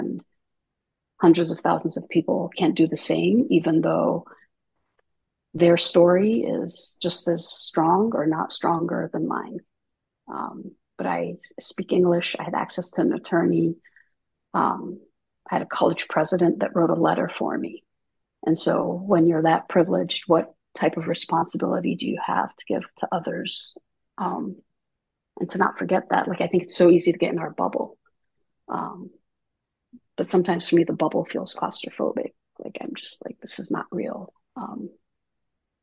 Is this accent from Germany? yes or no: no; Jordan; moved away; I was born and raised in Jordan